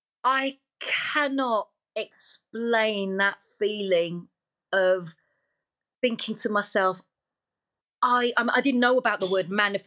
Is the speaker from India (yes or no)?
no; Wolverhampton, West Midlands, United Kingdom; Yeah, I was just … from Wolverhampton.